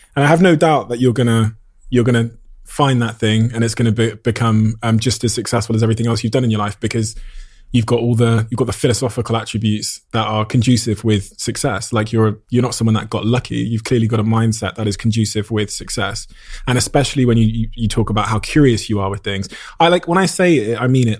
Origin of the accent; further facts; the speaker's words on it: Plymouth, South West England, United Kingdom; me as a young kid growing up in Devon and Plymouth